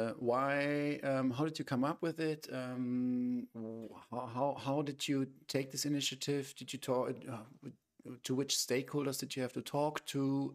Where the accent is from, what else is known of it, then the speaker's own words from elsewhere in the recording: Germany; moved away; I think right now in my home country, in Germany, it's around like 1 degree Celsius